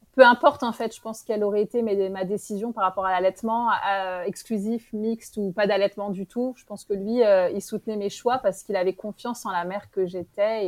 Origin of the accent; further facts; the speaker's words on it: France; moved away as an adult; now in Morocco; J'étais en France. j'ai grandi en France